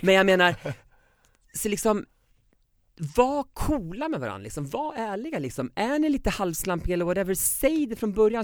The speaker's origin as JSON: {"language": "Swedish", "country": "Sweden", "moved": "yes", "lives_now": "Mexico City, Mexico", "said": "jag var hemma i Sverige"}